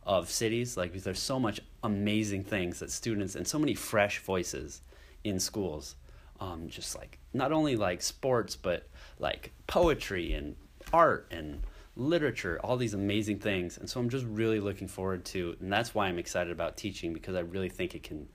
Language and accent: English; Janesville, Iowa, United States; I'm from Iowa, grew up in Iowa, my roots are here.